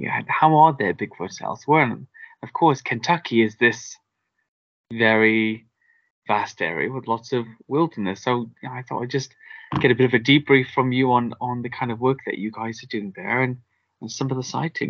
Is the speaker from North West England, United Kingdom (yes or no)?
no; Wales, United Kingdom; I grew up in Wales. I don't sound very Welsh.